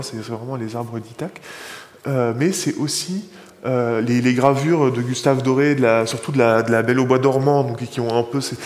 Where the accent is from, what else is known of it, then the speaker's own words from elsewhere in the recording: Bethlehem, West Bank, Palestine; chez moi à Bethléem